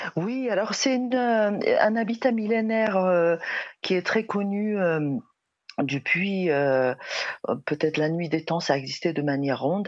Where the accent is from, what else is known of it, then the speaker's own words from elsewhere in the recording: Mongolia; chez nous en Mongolie